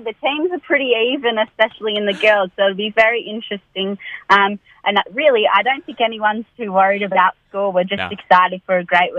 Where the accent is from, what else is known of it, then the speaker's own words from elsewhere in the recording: Manilla, New South Wales, Australia; I'm studying at the University of New England, and I'm actually from Manila, so not too far from Tamworth.